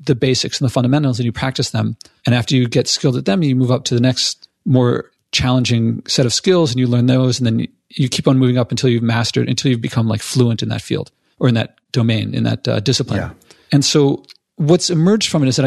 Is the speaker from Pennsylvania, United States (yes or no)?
yes; Philadelphia, Pennsylvania, United States; now in New York, United States; I'm from Philadelphia